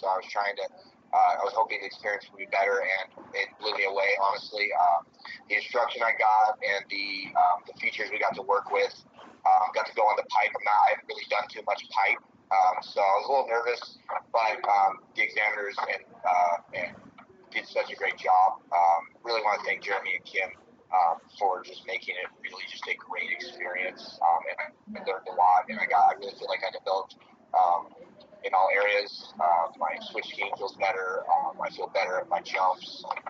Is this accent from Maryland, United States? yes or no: no; Colorado, United States; now in Idaho, United States; I'm also from Colorado, but I teach up in Idaho.